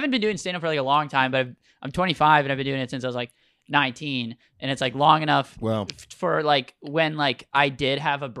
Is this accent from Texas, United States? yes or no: no; Minneapolis, Minnesota, United States; we both grew up South Minneapolis.